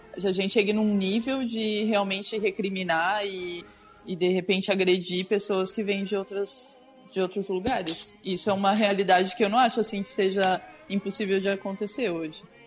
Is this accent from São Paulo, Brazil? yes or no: no; São Francisco do Sul, Santa Catarina, Brazil; also born or lived in Balneário Camboriú; now in Joinville, Brazil; Eu sou, eu sou daqui, eu nasci em São Francisco do Sul.